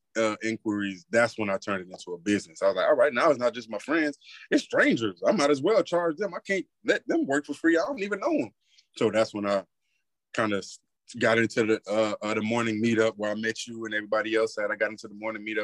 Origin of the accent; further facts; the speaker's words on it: South Florida, United States; now in Texas, United States; I'm in Texas right now, but I'm from South Florida